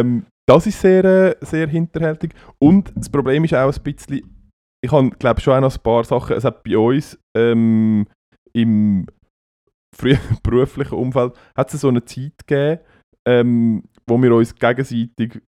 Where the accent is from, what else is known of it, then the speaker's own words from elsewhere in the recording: Switzerland; bei uns in der Schweiz